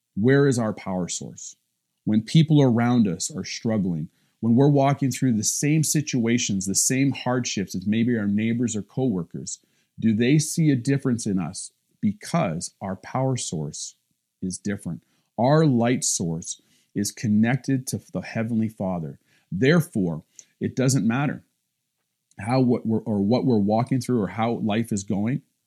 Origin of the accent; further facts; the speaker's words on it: Cobden, Ontario, Canada; my little hometown, Cobden